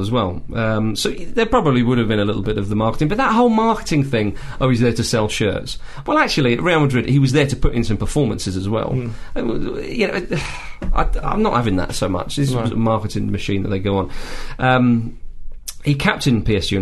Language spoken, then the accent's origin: English; England, United Kingdom; we're English